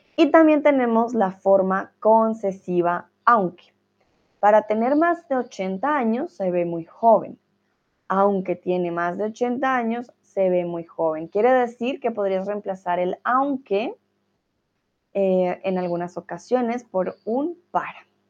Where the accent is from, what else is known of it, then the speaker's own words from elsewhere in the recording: Colombia; now in Hamburg, Germany; soy, bueno, de Colombia